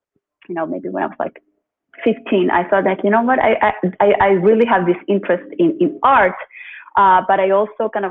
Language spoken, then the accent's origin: English; Chile; I'm originally from Chile, and I grew up in Chile